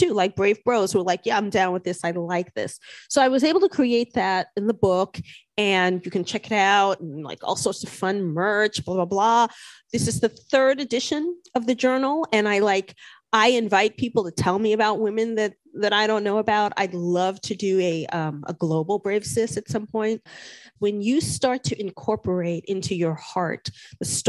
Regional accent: New York City, New York, United States; I grew up in New York City.

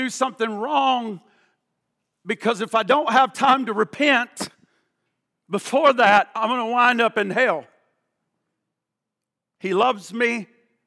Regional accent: the Bible Belt, the South, United States; I grew up in the Bible Belt

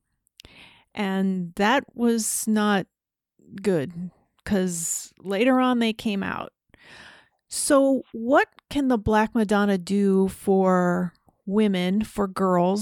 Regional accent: United States; Growing up in the United States as obviously a woman

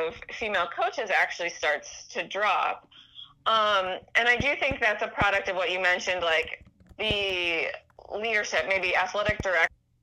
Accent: Pittsburgh, Pennsylvania, United States; moved away; I grew up in Pittsburgh

